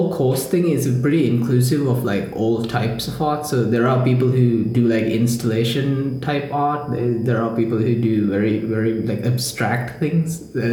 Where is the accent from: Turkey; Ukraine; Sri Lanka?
Sri Lanka; I'm from Sri Lanka.